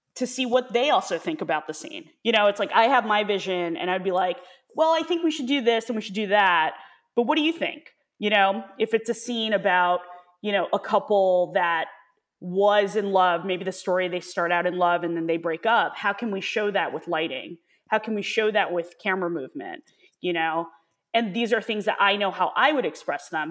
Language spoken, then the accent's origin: English; New York, United States; also born or lived in Hong Kong; I was born in Hong Kong, and my parents moved to New York when I was, like, two and a half, three, um, but then went back again when I was nine. So I was there for, uh, a few months